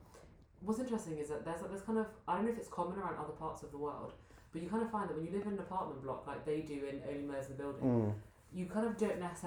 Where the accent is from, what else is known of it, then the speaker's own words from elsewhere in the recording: United Kingdom; now in Bulgaria; being a Brit